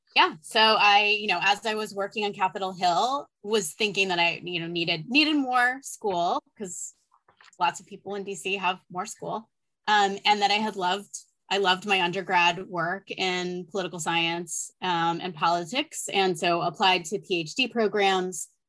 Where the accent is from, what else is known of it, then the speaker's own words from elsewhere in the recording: Los Angeles, California, United States; I grew up